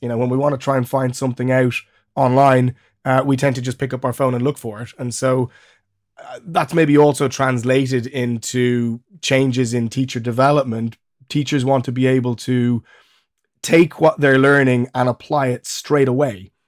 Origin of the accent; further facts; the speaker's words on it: Ireland; moved away as an adult; also born or lived in Germany; now in England; I'm Irish, uh, but I now live in England